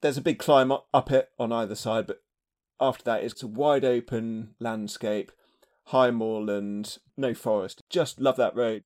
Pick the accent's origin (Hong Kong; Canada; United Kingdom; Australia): United Kingdom; as a British fan